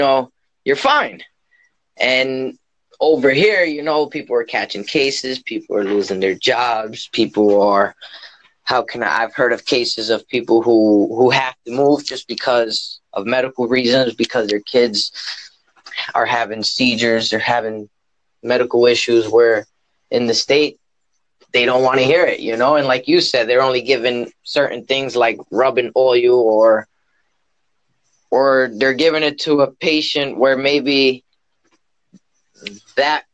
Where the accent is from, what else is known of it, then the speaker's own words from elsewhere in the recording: Pennsylvania, United States; I am from Pennsylvania in the United States.